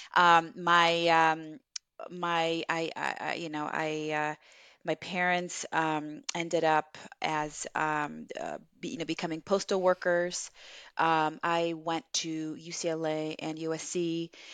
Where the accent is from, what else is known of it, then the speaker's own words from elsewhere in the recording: Los Angeles, California, United States; English is a second language; also born or lived in Viña del Mar, Chile; I came here to America when I was, uh, nine years old in elementary school to the San Fernando Valley, the, um, in Los Angeles